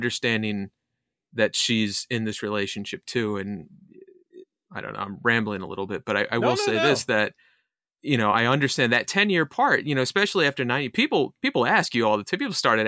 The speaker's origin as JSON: {"language": "English", "region": "Connecticut", "country": "United States", "also_born_or_lived": "New York, United States / Massachusetts, United States", "said": "My wife was raised in Australia and Montana, and I'm from Connecticut and New York and Massachusetts and stuff."}